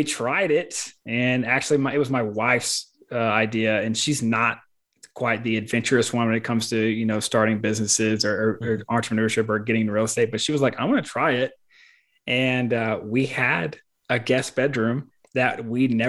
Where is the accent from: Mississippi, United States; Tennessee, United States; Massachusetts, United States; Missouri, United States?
Mississippi, United States; moved away as an adult; also born or lived in California; I'm from Mississippi